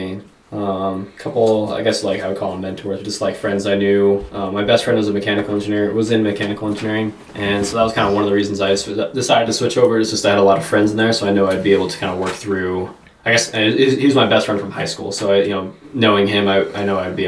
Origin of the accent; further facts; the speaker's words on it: Aztec, New Mexico, United States; moved away as an adult; also born or lived in Durango, Colorado / Las Cruces, New Mexico; now in Littleton, United States; I was born in Durango, Colorado, but then I was raised in the small town of Aztec, New Mexico